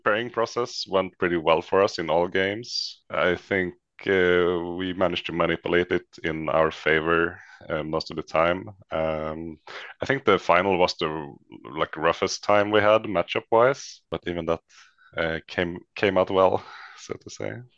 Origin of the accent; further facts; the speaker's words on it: Västerås, Västmanland, Sweden; originally from Västerås in the middle of Sweden